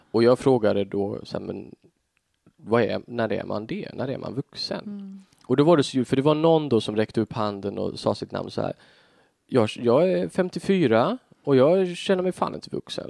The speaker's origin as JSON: {"language": "Swedish", "town": "Tofta", "country": "Sweden", "tie": "born or raised there", "said": "jag växte upp liksom i Tofta"}